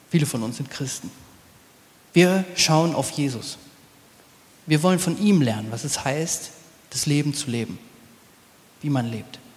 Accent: Nordhorn, Lower Saxony, Germany; Ich komm, bin aufgewachsen in Nordhorn an der holländischen Grenze. Wenn man sonntags Brot brauchte, ist man eben rübergefahren.

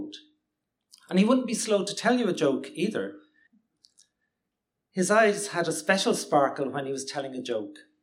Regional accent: Limerick, Munster, Ireland; now in Cork, Ireland; Growing up in Limerick in the 1970s

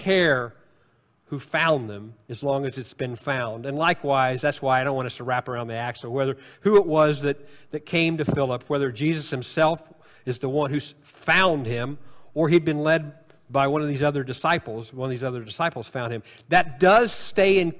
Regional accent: Jonesboro, Illinois, United States; I grew up in Jonesboro, Illinois

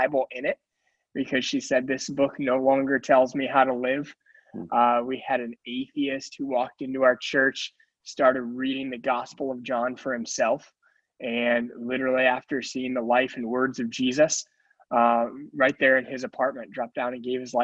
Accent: Detroit, Michigan, United States; also born or lived in Northeastern Pennsylvania / Scranton; now in Wilkes-Barre, United States; I am originally from Detroit, Michigan

